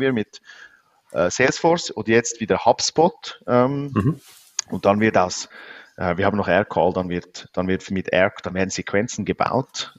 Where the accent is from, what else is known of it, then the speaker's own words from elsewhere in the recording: Switzerland; obwohl ich aus der Schweiz bin, aber ich komme irgendwo aus den Bergen